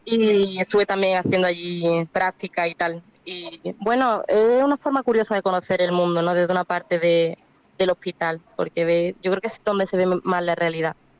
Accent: Málaga, Andalusia, Spain; moved away; also born or lived in Cádiz; yo soy de Málaga, pero estudio en Cádiz

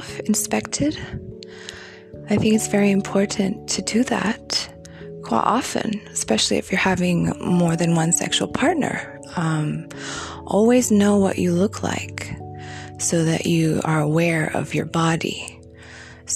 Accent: Beijing, China; moved away; I grew up in Beijing

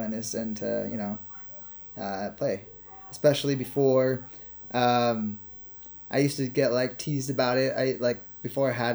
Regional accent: Napa, California, United States; moved away as an adult; now in Los Angeles, United States; I'm originally from Napa Valley

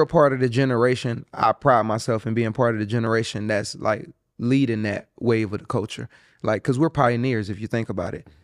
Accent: Eatonville, Florida, United States; growing up in Eatonville

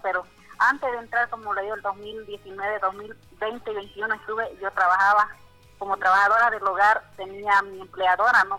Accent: Beni, Bolivia; now in La Paz, Bolivia; yo soy del Beni

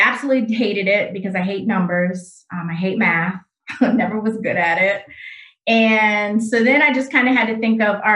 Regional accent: Grand Rapids, Michigan, United States; moved away as an adult; also born or lived in Detroit, Michigan; I am originally from Grand Rapids, Michigan. So that's where I grew up

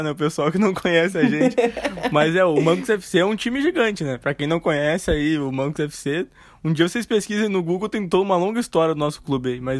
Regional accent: Porto Alegre, Rio Grande do Sul, Brazil; De Porto, né, meu?

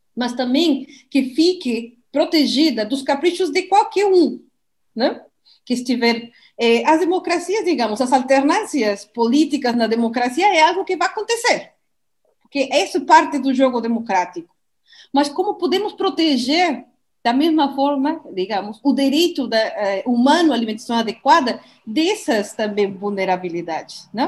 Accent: Mexico; Portuguese is a second language; now in Brazil; Eu sou do México

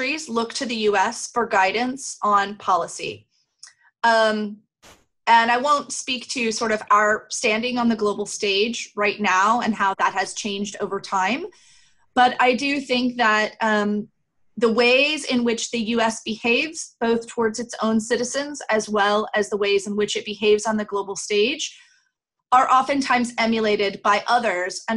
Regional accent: United States; as an American

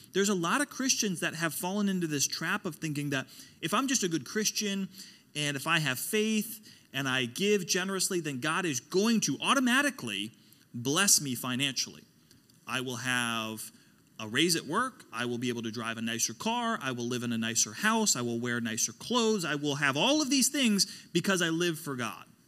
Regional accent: Pittsburgh, Pennsylvania, United States; now in Pensacola, United States; I come from Pittsburgh. That's where I grew up.

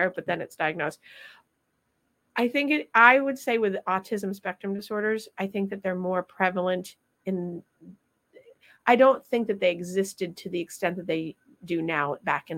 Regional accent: Vermont, United States; I'm from Vermont

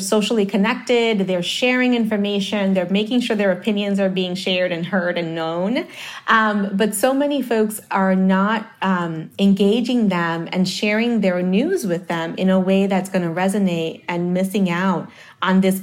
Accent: New York City, New York, United States; also born or lived in Dominican Republic; I was born in the Dominican Republic, but I grew up in Harlem

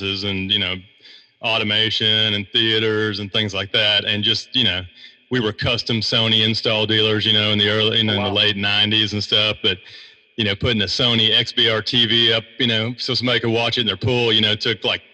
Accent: DeSoto, Texas, United States; now in Kauai, United States; I grew up in DeSoto.

